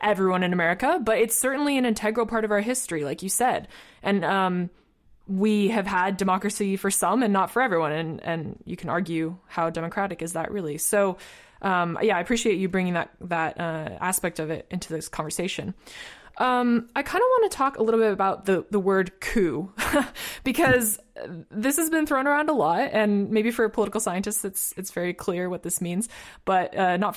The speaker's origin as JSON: {"language": "English", "town": "Seattle", "region": "Washington", "country": "United States", "said": "I'm from Seattle"}